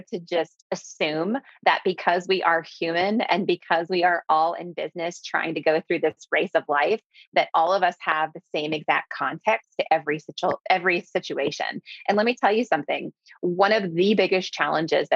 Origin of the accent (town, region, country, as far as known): Clearwater, Florida, United States